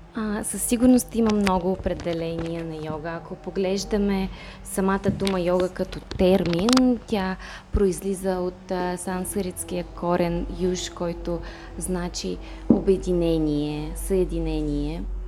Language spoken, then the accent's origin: Bulgarian; Moldova; Bulgarian is a second language; also born or lived in Saint Petersburg, Russia; now in Bulgaria; Аз съм от Молдова. Молдова. А, живях в Петербург преди да се преместя тук.